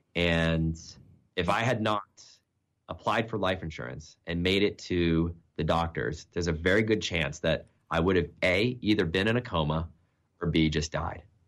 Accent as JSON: {"language": "English", "region": "New Hampshire", "country": "United States", "tie": "born or raised there", "moved": "yes", "lives_now": "Texas, United States", "said": "I'm a New Hampshire kid. I grew up in the Northeast, cold winters."}